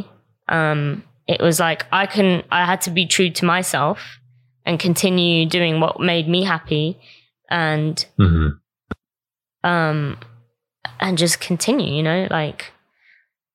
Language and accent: English; Croydon, London, United Kingdom; I grew up in South London and grew up in Croydon around not many Asians.